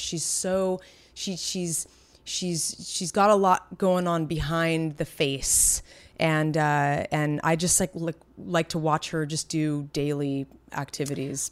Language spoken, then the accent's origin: English; San Francisco, California, United States; now in Los Angeles, United States; we're from the Bay Area, from San Francisco